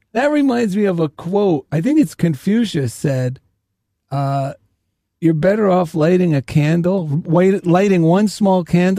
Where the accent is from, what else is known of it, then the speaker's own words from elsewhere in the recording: New Jersey, United States; I'm from New Jersey and Italian